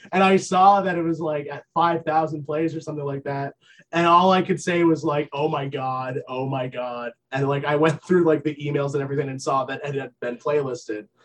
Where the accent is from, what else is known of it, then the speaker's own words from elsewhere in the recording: Vermont, United States; moved away as an adult; also born or lived in Boston; I grew up in Vermont